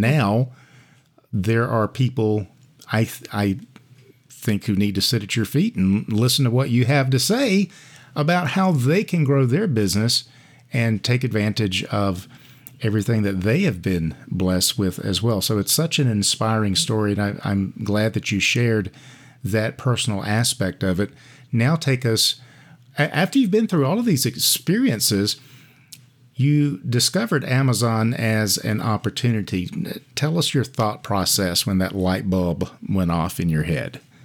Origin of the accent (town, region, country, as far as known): United States; born or raised there